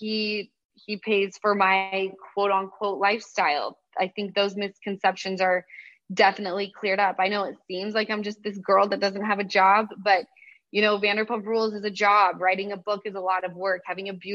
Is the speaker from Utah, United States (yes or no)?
yes; Utah, United States; now in Los Angeles, United States; from Utah